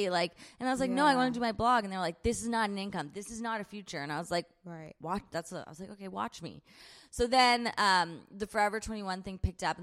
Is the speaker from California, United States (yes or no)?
yes; San Diego, California, United States; also born or lived in Nashville, Tennessee / Long Beach, California; I was born in Nashville, went to school in Long Beach, but other than that, lived in San Diego